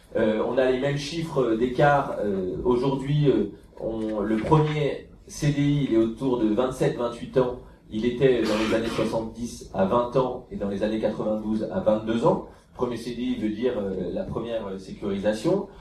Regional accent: France; chez nous en France

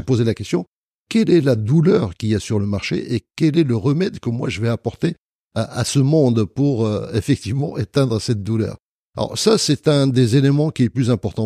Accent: Marrakesh, Marrakesh-Safi, Morocco; je suis né à Marrakech

